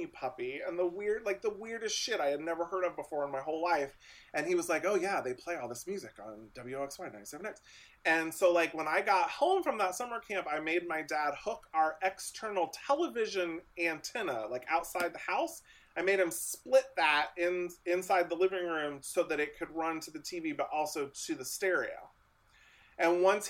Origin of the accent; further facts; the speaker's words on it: Lewisburg, Ohio, United States; now in Austin, United States; I grew up very rural Ohio. I grew up almost on the Indiana border between Dayton and Cincinnati, Ohio.